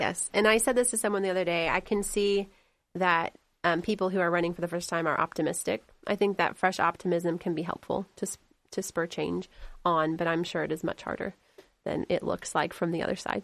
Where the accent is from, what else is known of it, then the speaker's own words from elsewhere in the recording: Delaware County, Indiana, United States; now in Henry County, United States; I grew up in Delaware County.